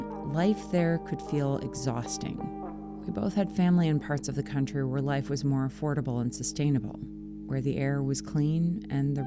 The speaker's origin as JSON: {"language": "English", "region": "Minnesota", "country": "United States", "tie": "born or raised there", "moved": "as an adult", "lives_now": "California, United States", "said": "As a kid growing up in Minnesota"}